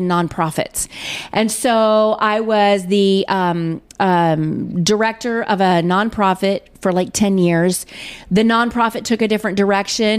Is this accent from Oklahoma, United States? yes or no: yes; Edmond, Oklahoma, United States; moved away as an adult; now in Missouri, United States; I'm from Edmond, Oklahoma. I came to Missouri to go to college